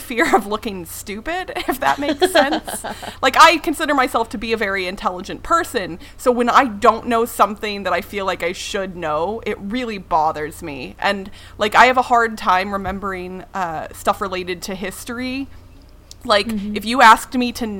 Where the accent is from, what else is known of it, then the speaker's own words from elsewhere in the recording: United States; I am American. I've lived here my whole life